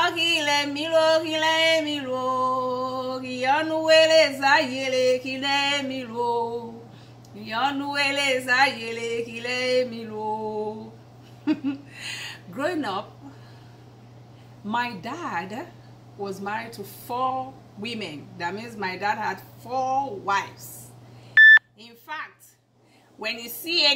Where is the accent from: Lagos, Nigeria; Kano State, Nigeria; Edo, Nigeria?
Edo, Nigeria; Agbede; My growing up in Agbede